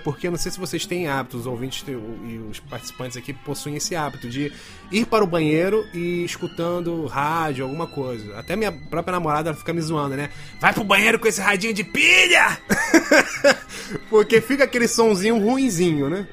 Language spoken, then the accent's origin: Portuguese; Brazil; Como bom brasileiro